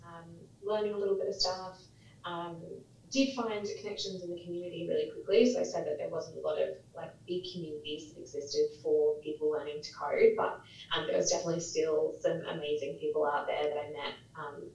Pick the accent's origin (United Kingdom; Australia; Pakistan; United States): Australia; Bunbury, Western Australia; also born or lived in Karratha / Perth; I'm actually from the country, so I grew up down in Bunbury, born in Karratha, moved to Perth, then to Bunbury, then back to Perth